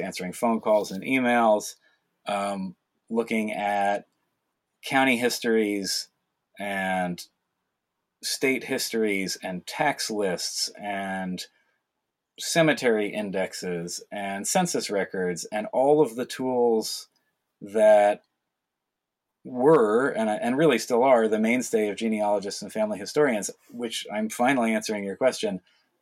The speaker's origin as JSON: {"language": "English", "region": "not far from New York City", "country": "United States", "tie": "born or raised there", "said": "I grew up in New York, not far from New York City"}